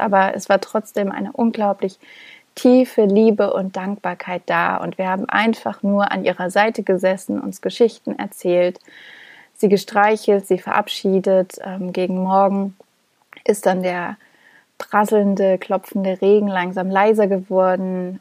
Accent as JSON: {"language": "German", "region": "Thuringia", "country": "Germany", "moved": "yes", "said": "nach Thüringen gefahren bin, da wo ich herkomme und da wo meine Familie lebt"}